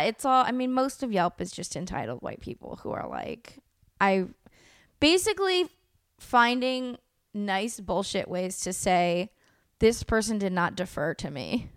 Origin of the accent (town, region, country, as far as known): El Sobrante, California, United States; born or raised there; also born or lived in Oakland, California